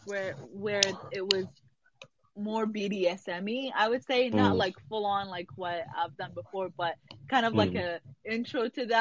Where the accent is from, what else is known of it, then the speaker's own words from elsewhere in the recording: Dubai, United Arab Emirates; I grew up in Dubai